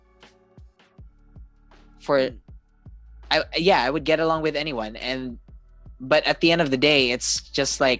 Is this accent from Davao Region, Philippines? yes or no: yes; Davao City, Davao Region, Philippines; I am from Davao City.